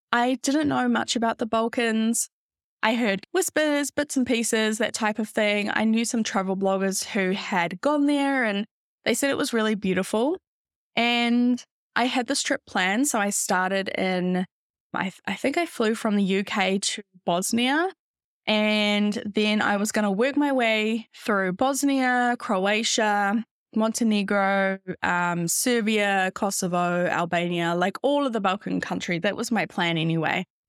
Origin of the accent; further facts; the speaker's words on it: New Zealand; moved away as an adult; also born or lived in London, United Kingdom; I'm originally from New Zealand